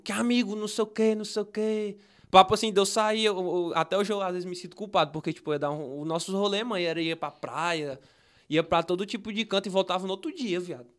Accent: Fortaleza, Ceará, Brazil; eu nasci no Henrique Jorge, né? Nós morava no quintal

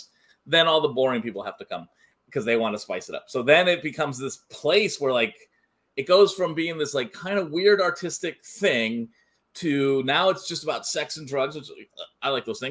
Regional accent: Bay Area, California, United States; I grew up in the Bay Area.

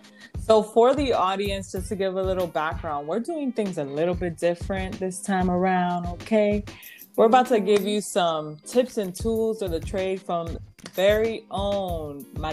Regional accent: New York City, New York, United States; I was born and raised in the Bronx, too.

